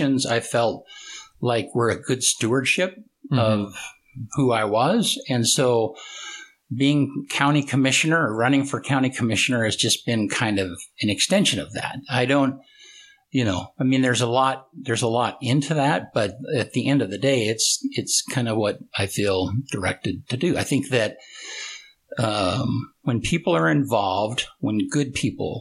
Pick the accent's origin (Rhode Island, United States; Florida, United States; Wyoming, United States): Wyoming, United States; Casper; moved away as an adult; also born or lived in Nampa, Idaho; now in La Grande, United States; I grew up in Wyoming originally, Casper, Wyoming